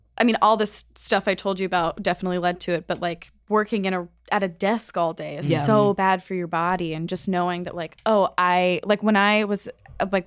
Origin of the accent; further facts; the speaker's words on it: Ohio, United States; moved away; I'm from Ohio